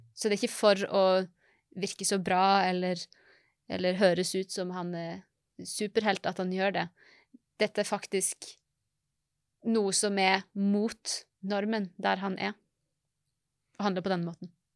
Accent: Norway

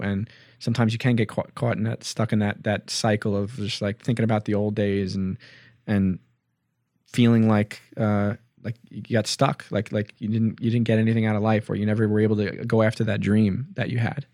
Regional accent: Hicksville, New York, United States; we're from Hicksville.

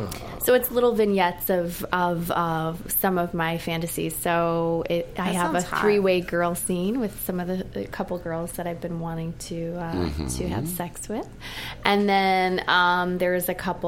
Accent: Midwest, United States; I'm from the Midwest

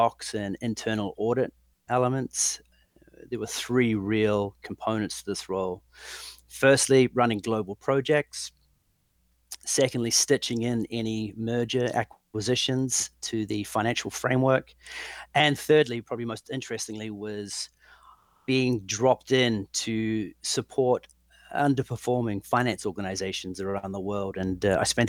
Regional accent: New Zealand; moved away as an adult; also born or lived in London; I'm originally from New Zealand. I left there with a great degree in management studies

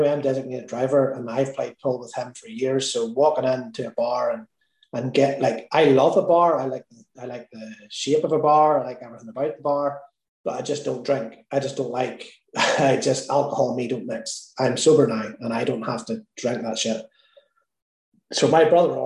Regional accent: Ireland; me being Irish

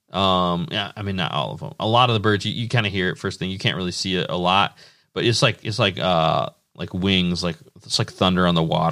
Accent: Indiana, United States; Indiana will always be like my home state

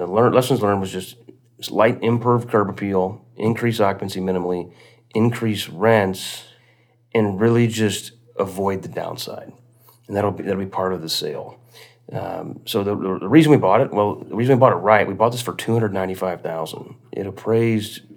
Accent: Quincy, Illinois, United States; south of Quincy, Illinois, in my hometown

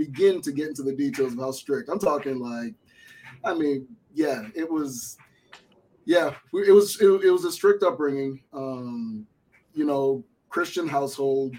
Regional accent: Boston, Massachusetts, United States; also born or lived in Miami, Florida; I was born in Miami, Florida, and I was raised in Boston, Massachusetts, where I spent most of my adult life.

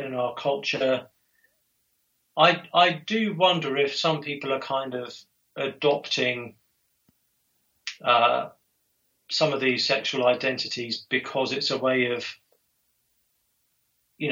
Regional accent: England, United Kingdom; I'm English

